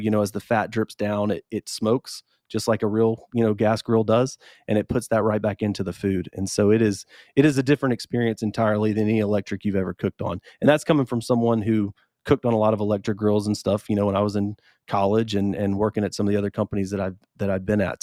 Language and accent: English; Columbus, Georgia, United States; moved away as an adult; also born or lived in Madison, Wisconsin; now in Columbus, United States; I'm from Columbus originally, and so uh, when I had a chance to come back, I was in Wisconsin